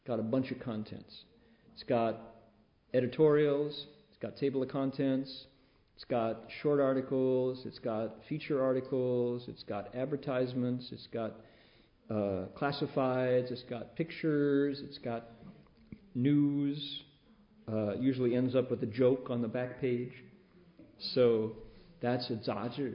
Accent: Toledo, Ohio, United States; moved away; also born or lived in California; I was in the part of Ohio that has a big, big lake connected to it, Lake Erie, Toledo

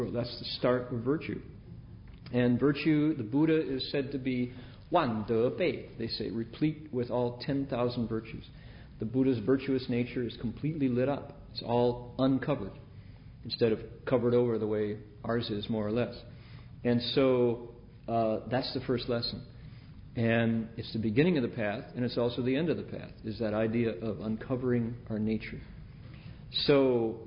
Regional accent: Midwest, United States; as a kid growing up in the Midwest

